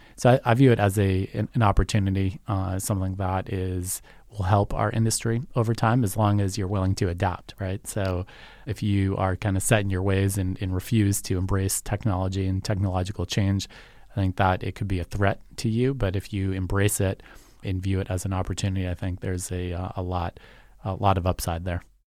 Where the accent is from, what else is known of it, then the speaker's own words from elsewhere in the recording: Yarmouth, Massachusetts, United States; also born or lived in Boston, Massachusetts; I grew up in Yarmouth